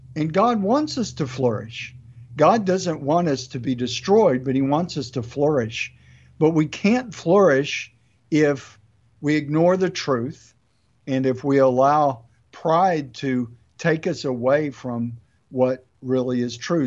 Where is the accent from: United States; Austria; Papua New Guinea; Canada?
United States; I love being an American